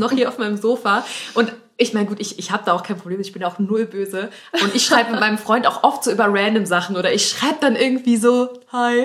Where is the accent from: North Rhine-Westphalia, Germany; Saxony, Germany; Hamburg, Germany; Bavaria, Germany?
North Rhine-Westphalia, Germany; Kohlscheid; Also wir kommen aus Aachen, aber es gibt so ein Vordorf, der heißt ja. Kohlscheid und da kommen wir halt her